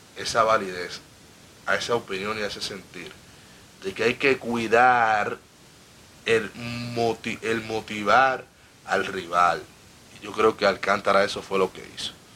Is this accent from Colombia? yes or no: no; Dominican Republic; yo soy un dominicano enfermo